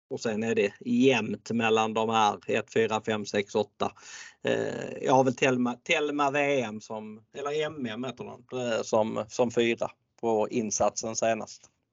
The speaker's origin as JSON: {"language": "Swedish", "region": "Skåne", "country": "Sweden", "tie": "born or raised there", "said": "jag är född i Skåne och har bott i Skåne i eh, stora delar av mitt liv"}